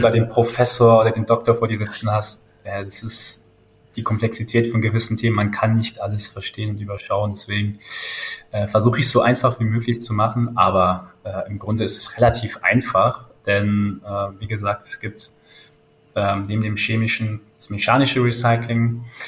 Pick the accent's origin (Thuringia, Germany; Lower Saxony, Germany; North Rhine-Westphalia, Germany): North Rhine-Westphalia, Germany; Langenfeld; ich komme aus Langenfeld, das ist eine kleine Stadt neben Düsseldorf